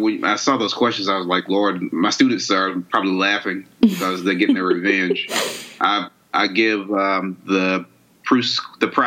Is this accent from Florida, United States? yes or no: no; Monroe, Georgia, United States; I'm from the country. I'm from Monroe, Georgia.